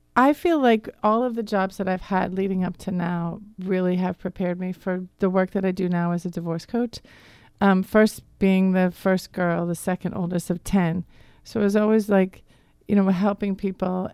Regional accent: Wayne, Pennsylvania, United States; accent: Boston; moved away as an adult; also born or lived in Massachusetts; I grew up in the Philadelphia area. I um, lived in Wayne, and I went to Archbishop Carroll over in Radnor

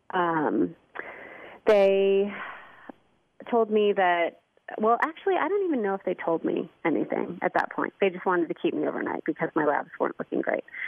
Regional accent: St. Louis, Missouri, United States; moved away as an adult; also born or lived in Indianapolis, Indiana / Miami, Florida / Los Angeles, California; my family um, moved to St. Louis when I was four. Um, and then I grew up in St. Louis, in Chesterfield, Missouri

